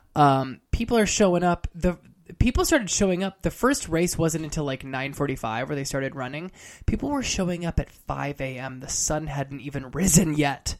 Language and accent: English; California, United States; also born or lived in Harlem, New York; now in New York, United States; I'm originally from California. I live in New York now